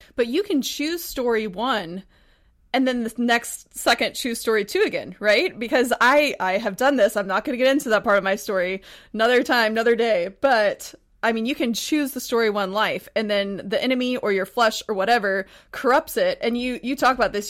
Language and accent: English; Texas, United States; also born or lived in Montana; now in Pacific Northwest, United States; I'm from Texas, but I actually just, before I moved to the Pacific Northwest, I was in Montana